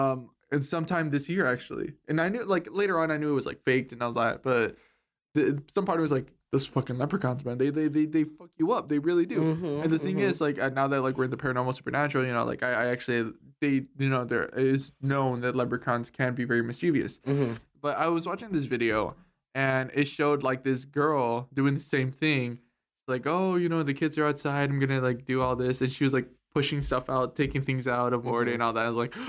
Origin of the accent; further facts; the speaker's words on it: United States; I think it was just because I grew up in here in America, you know, rather than in Mexico, you know.